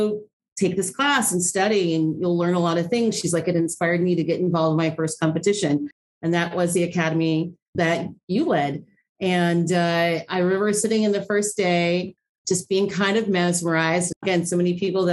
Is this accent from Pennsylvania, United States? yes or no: no; Ohio, United States; moved away as an adult; also born or lived in Chicago; I grew up in Ohio